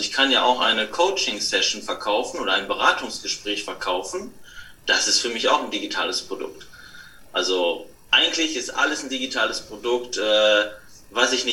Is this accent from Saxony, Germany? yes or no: no; Bönen, North Rhine-Westphalia, Germany; now in Bönen, Germany; ich komme aus dem Ruhrgebiet, im kleinen Örtchen Böhnen. Es liegt in der Nähe von Dortmund. Äh, hier bin ich zu Hause, hier bin ich aufgewachsen und hier lebe ich mit meiner Frau.